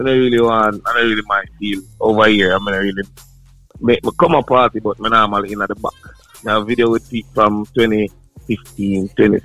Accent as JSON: {"language": "English", "town": "Kingston", "country": "Jamaica", "also_born_or_lived": "New Jersey / New York", "moved": "as an adult", "lives_now": "United States", "said": "I'm coming from Kingston, Jamaica, a place called Jumpton, Arnett Yard."}